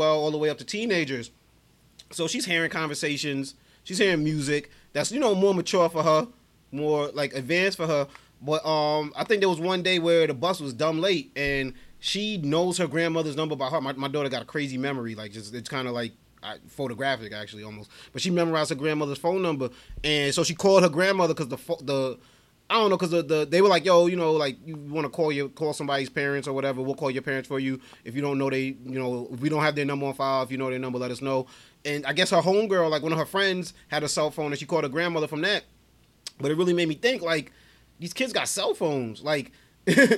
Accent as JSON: {"language": "English", "town": "New York City", "region": "New York", "country": "United States", "tie": "born or raised there", "said": "we grew up in Brooklyn."}